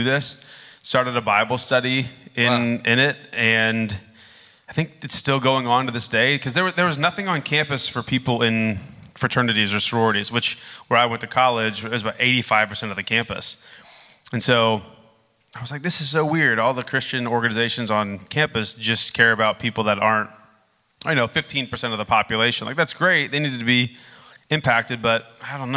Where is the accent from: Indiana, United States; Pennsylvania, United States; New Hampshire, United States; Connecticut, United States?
Indiana, United States; moved away; also born or lived in Amsterdam; I grew up in Indiana.